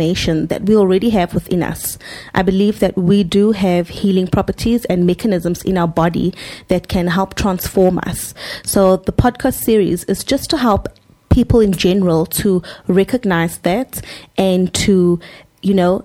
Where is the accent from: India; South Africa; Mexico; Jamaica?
South Africa; Cape Town, Western Cape; moved away as an adult; now in Johannesburg, South Africa; So I'm born and raised in Cape Town, South Africa. I'm from Cape Town.